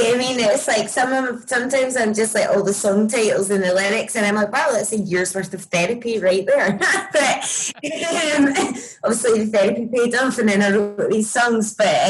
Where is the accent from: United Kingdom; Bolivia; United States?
United Kingdom; Scotland; accent: Scottish; I mean, my talking accent is very broad, so I don't know how I would hide it, to be honest.